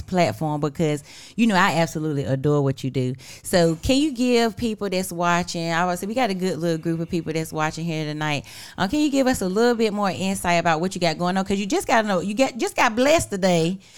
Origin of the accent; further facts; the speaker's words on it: Weldon, North Carolina, United States; I'm on team one fifty-eight 'cause I'm from Weldon.